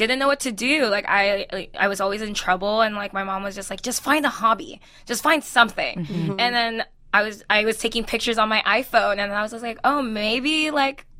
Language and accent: English; Hawthorne, California, United States; also born or lived in Philippines; I grew up in L.A., but I'm actually from the Philippines. So I came here when I was 11. And I grew up in Hawthorne, Inglewood area